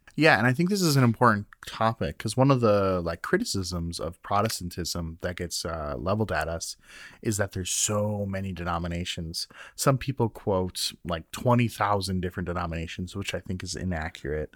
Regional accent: Minnesota, United States; now in Iowa, United States; as a Minnesotan

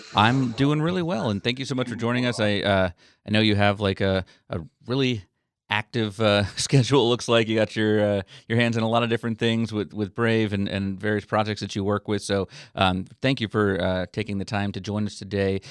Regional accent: St. Augustine, Florida, United States; I grew up in St. Augustine

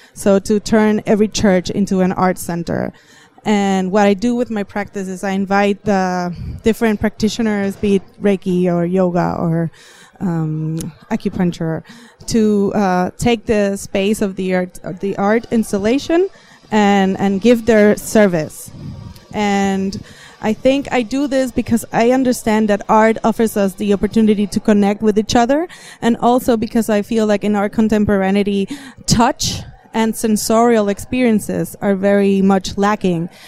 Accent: Puerto Rico; I am from Puerto Rico, which is an island in the Caribbean

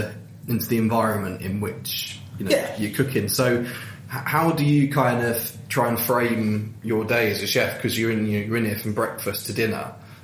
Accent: Leeds, Yorkshire and the Humber, United Kingdom; I'm from Leeds

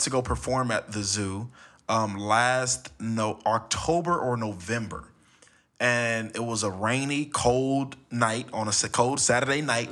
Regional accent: Los Angeles, California, United States; I was born and raised in Los Angeles.

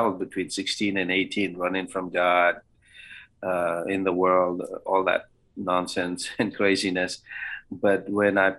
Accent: Bangalore, Karnataka, India; also born or lived in Canada / Louisiana / Iowa City, Iowa / Kentucky; now in Springfield, Kentucky, United States; I grew up in the great metropolitan city of Bangalore, or Bengaluru

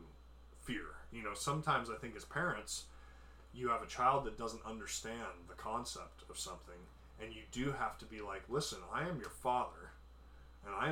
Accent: Portland, Oregon, United States; also born or lived in Canby, Oregon; I grew up in Portland, Oregon, along the I-5 corridor

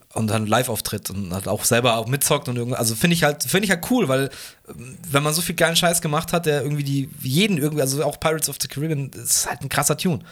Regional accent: Fürstenfeldbruck, Bavaria, Germany; im Schlachthof bei uns in Bruck

